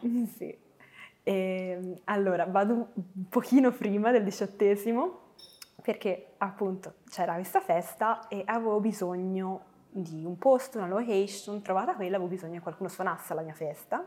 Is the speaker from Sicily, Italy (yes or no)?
no; Florence, Tuscany, Italy; Io sono nata a Firenze eh, il 10 marzo e sono cresciuta in una bellissima famiglia